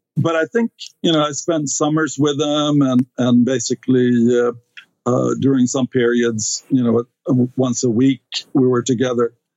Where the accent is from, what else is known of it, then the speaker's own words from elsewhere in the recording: Stockholm, Stockholm County, Sweden; English is a second language; moved away as an adult; now in United States; I grew up in Sweden, uh, in Stockholm